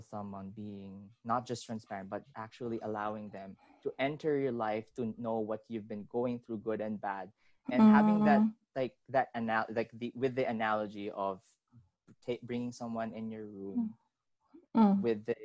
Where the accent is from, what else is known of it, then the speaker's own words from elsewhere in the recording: Manila, Metro Manila, Philippines; I was born and raised in Manila.